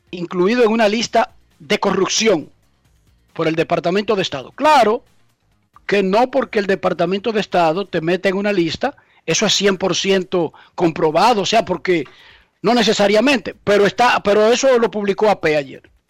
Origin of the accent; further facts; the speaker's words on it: Dominican Republic; que somos los dominicanos.